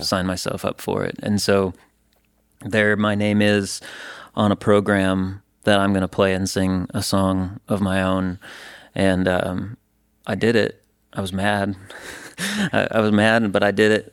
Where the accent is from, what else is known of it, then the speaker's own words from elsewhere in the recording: Stevens Point, Wisconsin, United States; moved away as an adult; now in Nashville, United States; I was at the University of Wisconsin Stevens Point, so I was in my hometown